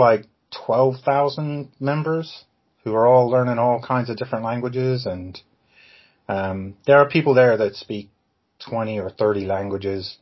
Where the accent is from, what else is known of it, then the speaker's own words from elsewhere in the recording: Ohio, United States; moved away as an adult; also born or lived in Georgia / Okinawa; now in England; I grew up in Ohio, actually, because I'm American, but I live in England.